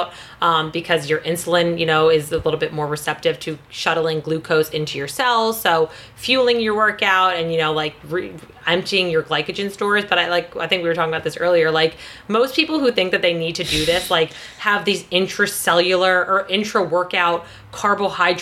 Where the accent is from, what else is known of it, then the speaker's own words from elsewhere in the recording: New Jersey, United States; I'm from New Jersey, so I'm from, like, the mecca of meatheads